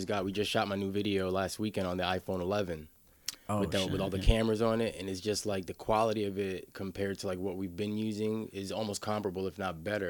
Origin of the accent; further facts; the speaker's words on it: New York City, New York, United States; Washington Heights, New York City. So that's like uptown, like between the Bronx and Harlem.